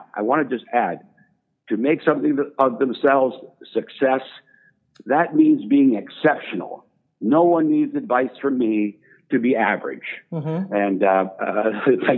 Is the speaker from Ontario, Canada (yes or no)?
yes; Sudbury, Ontario, Canada; moved away; I grew up in Sudbury. It's a mining town in northern Ontario, a tough place.